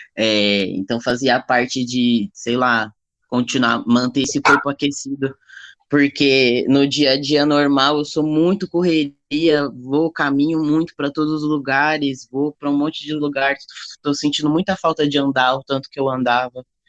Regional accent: São Paulo, Brazil; also born or lived in Bahia; Eu sou nascido na Bahia, mas eu fui criado toda a minha vida em São Paulo

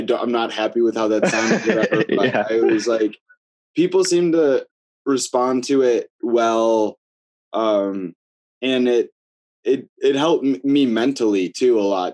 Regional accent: Buffalo, New York, United States; moved away as an adult; now in Cleveland, United States; I was born in Buffalo, New York, moved to Cleveland about 5 or 6 years ago

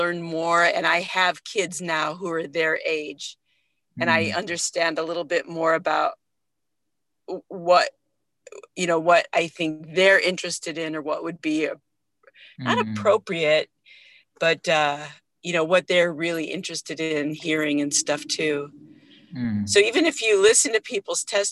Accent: Oahu, Hawaii, United States; moved away as an adult; also born or lived in San Francisco, California / Kauai, Hawaii; I grew up on Oahu, which is the main island

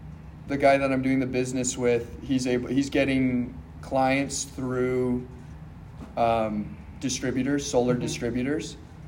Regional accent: Salt Lake City, Utah, United States; I am from Salt Lake City, Utah.

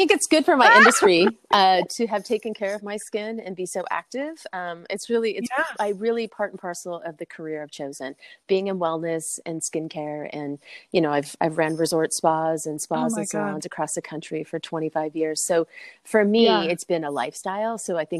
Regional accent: California, United States; I'm from California, so lacrosse is not something I was even like really exposed to.

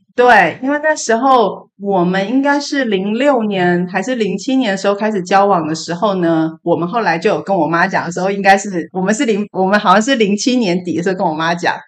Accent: Taiwan; moved away as an adult; now in California, United States; 我们台湾人

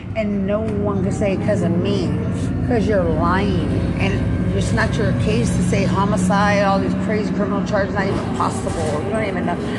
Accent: Lubbock, Texas, United States; I'm from Lubbock

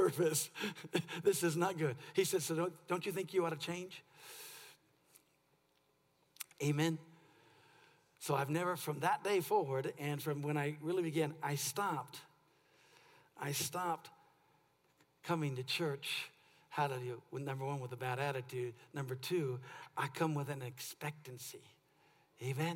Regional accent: California, United States; I'm from California

